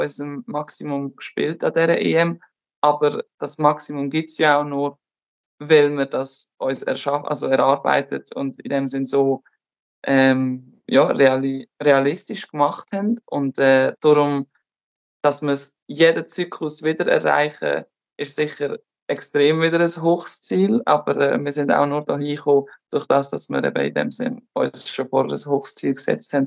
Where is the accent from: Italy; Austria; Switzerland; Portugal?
Switzerland; moved away as an adult; also born or lived in Germany / France; now in Turkey; als Schweizerin